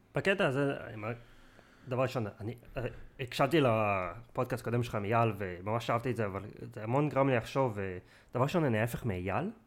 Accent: Israel; moved away as an adult; also born or lived in England; now in near London, United Kingdom; נולדתי בארץ, חייתי רוב החיים שלי בארץ

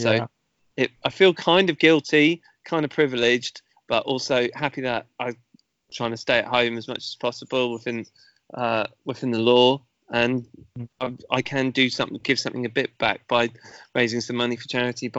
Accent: Petersfield, South East England, United Kingdom; also born or lived in Mansfield, Nottinghamshire; I was born up in Mansfield in Nottinghamshire, where a lot of my mum's family were. Most of my family are Irish, but I've lived in Petersfield or nearby for pretty much most of my life, really. So, okay. Yeah. So British and Irish.

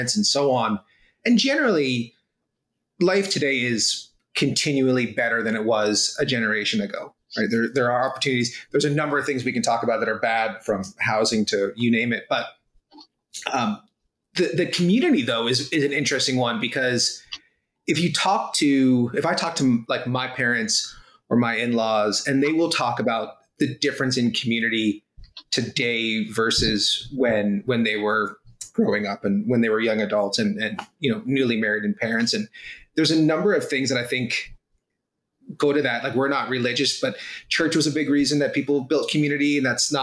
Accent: South Florida, United States; moved away as an adult; also born or lived in Dublin, Ireland / Waterloo Region, Canada; now in Kitchener, Canada; I was born in Dublin, Ireland. Long time ago, and my family emigrated to the States, to Florida. And so from kindergarten through university and for a few years after that, I lived in South Florida

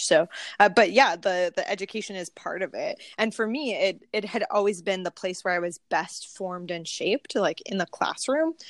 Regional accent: Pismo Beach, California, United States; I'm born and raised in California. Uh, grew up on a in a small town on the central coast. It's called Pismo Beach.

